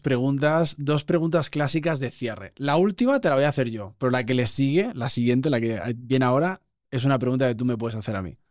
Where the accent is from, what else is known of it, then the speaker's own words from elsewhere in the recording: Barcelona, Catalonia, Spain; moved away as an adult; now in Mexico; yo además soy de Barcelona